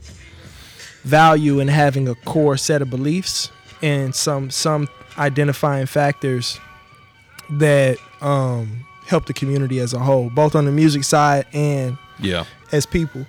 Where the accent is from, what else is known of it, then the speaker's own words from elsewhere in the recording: Nashville, Tennessee, United States; we grew up in Nashville